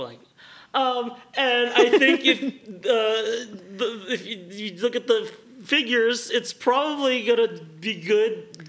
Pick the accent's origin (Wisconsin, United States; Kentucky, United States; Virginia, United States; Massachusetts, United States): Massachusetts, United States; Boston; I should probably get back home. I'm from Boston.